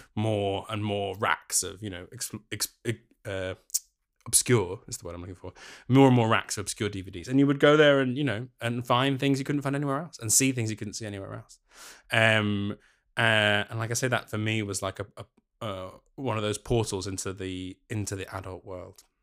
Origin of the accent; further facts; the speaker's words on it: London, United Kingdom; moved away as an adult; now in Glasgow, United Kingdom; born and brought up in North London, and then I moved to Glasgow for university